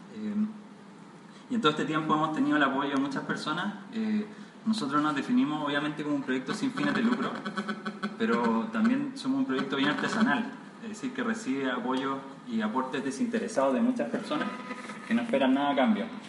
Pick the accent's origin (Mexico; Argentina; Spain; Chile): Chile; como buenos chilenos